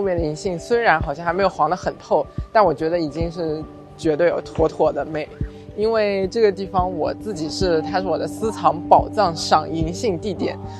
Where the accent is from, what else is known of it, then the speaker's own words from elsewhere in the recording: Hangzhou, Zhejiang, China; also born or lived in Taipei, Taiwan; 我呢是出生在台湾的台北，从小生活学习都在杭州。